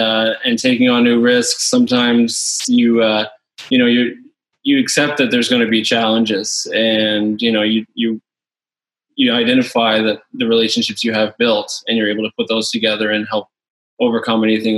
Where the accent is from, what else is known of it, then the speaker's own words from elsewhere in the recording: Louisiana, United States; also born or lived in Newfoundland; now in Canada; I was born in Louisiana back in the late 80s. Spent a lot of my childhood there.